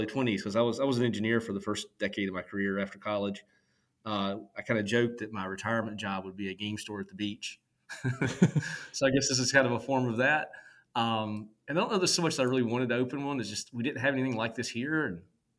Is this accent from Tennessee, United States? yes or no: no; Virginia, United States; now in Cary, United States; I grew up in Virginia, out in the mountains, very, very rural